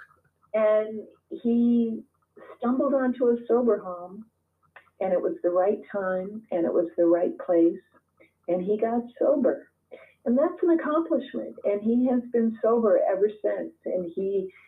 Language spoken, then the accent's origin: English; Minnesota, United States; now in Long Island, United States; Minnesota. I grew up in Minnesota.